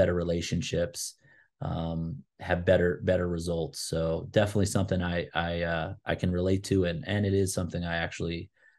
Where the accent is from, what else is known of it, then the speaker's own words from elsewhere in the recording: East Coast, United States; now in Albuquerque, United States; Although I'm here in Albuquerque, I'm from the East Coast